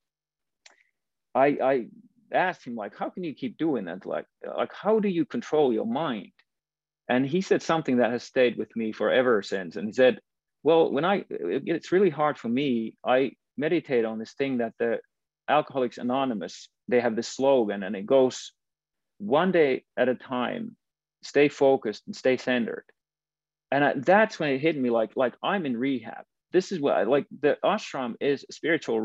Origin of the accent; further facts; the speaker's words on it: Finland; moved away as an adult; I was from Finland